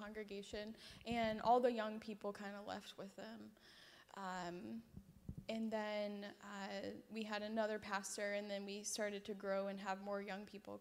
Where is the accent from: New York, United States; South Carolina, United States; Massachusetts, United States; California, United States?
South Carolina, United States; Rock Hill; also born or lived in Fayetteville; I'm from Rock Hill, and I went to Winthrop, and we met in high school